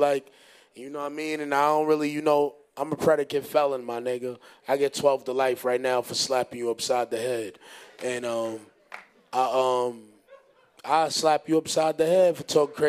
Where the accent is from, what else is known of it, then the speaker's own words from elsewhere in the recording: Honduras; But besides that, I ain't doing no basketball, son. I'm from Honduras.